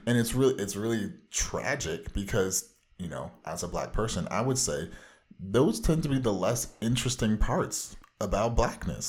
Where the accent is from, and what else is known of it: Orange County, Southern California, United States